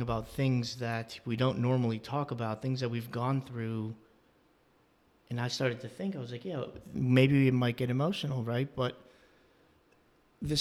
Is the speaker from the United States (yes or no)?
yes; Northampton, United States; We both live in Northampton